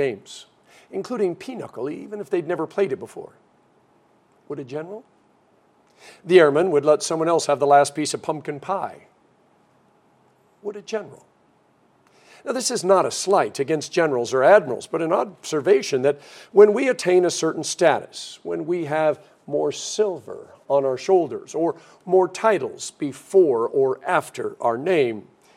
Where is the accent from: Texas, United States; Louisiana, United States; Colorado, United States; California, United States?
Colorado, United States; Denver; growing up in Denver, Colorado